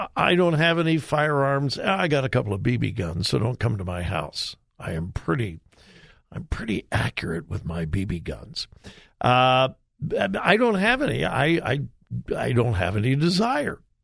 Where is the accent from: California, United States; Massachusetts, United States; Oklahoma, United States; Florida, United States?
California, United States; Los Angeles; I grew up in the suburbs of L.A.